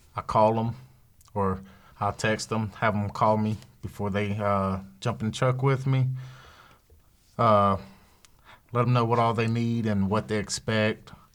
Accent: the South, United States; I'm from the South. I know the South

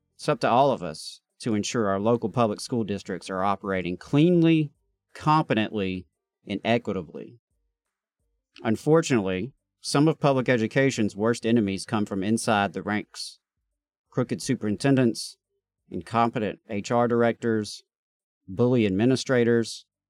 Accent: Meridian, Mississippi, United States; now in Alabama, United States; we may have a hometown in common uh, because I'm from Meridian, Mississippi

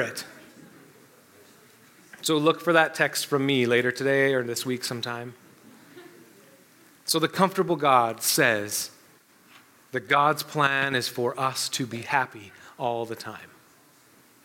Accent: Canada; we're Canadian

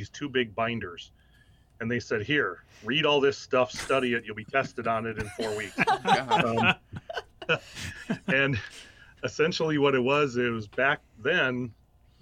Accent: Wisconsin, United States; moved away as an adult; also born or lived in Central Illinois; now in Lincoln, Illinois, United States; I'm originally from Wisconsin, and at the time, actually, my goal was to get back home to Wisconsin, mm-hmm. But Central Illinois became home, and I'll tell you, I knew, obviously, growing up in Wisconsin

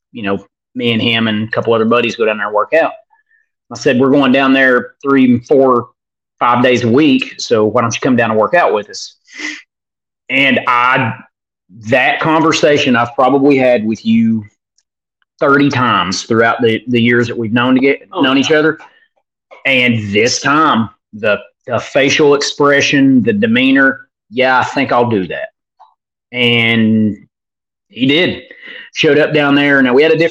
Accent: Northeast Tennessee, United States; accent: Hick

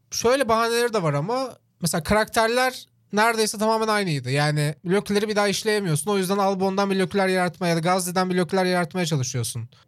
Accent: Çorlu, Tekirdağ, Turkey; benim işte büyüdüğüm yerde de mesela Çorlu'da Kenan Gıda vardı.

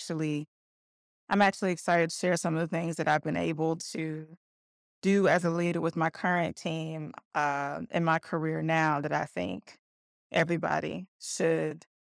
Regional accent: Covington, Georgia, United States; I grew up in Covington, Georgia. I was a military kid, so I bounced around to a few places in the South, but Georgia's where we landed.

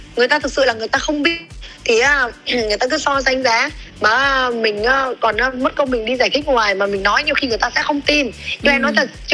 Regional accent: Thái Bình, Vietnam; moved away; also born or lived in southern Vietnam; em là người bắc ừ. thì em ờ, người thái bình cơ ờ, xong rồi cái um, gia đình em chuyển

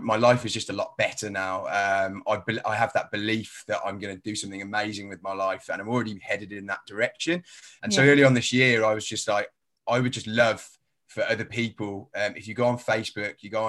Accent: Birmingham, West Midlands, United Kingdom; accent: a bit of a strange accent; now in London, United Kingdom; I was originally from Birmingham, so I haven't got a London accent. I've got a bit of a strange accent.

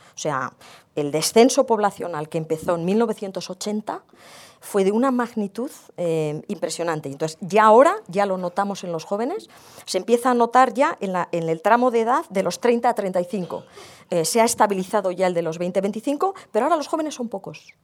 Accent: Basque Country, Spain; yo provengo del País Vasco

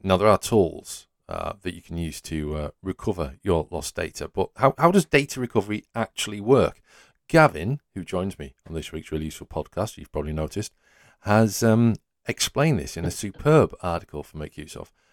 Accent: Yorkshire and the Humber, United Kingdom; I'm from Yorkshire.

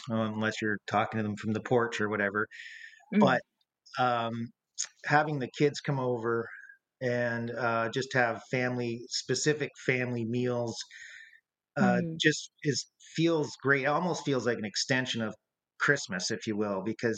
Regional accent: St. Catharines, Ontario, Canada; also born or lived in Niagara-on-the-Lake; so essentially we both grew up in St. Catharines

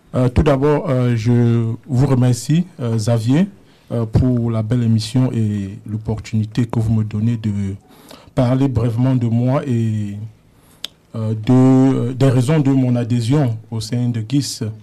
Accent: Cameroon; also born or lived in Germany; now in Canada; je suis né au Cameroun. Euh, où j'ai vécu un peu

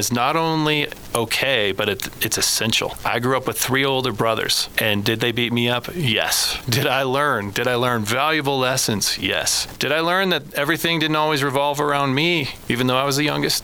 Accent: Woodland Park, Colorado, United States; I grew up here in Colorado. I was born in Colorado Springs

